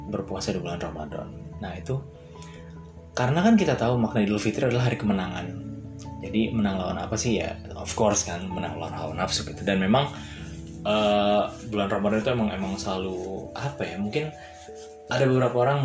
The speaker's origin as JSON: {"language": "Indonesian", "town": "Depok", "region": "West Java", "country": "Indonesia", "said": "nah kalau daerah gue daerah Depok eh, Depok kira-kira daerah eh, apa namanya Kampung Baru"}